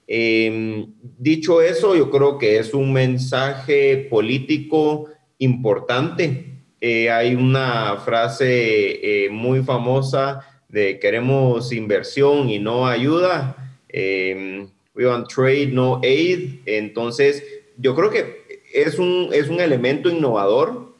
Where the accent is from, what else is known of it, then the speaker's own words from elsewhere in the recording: Guatemala; nosotros como guatemaltecos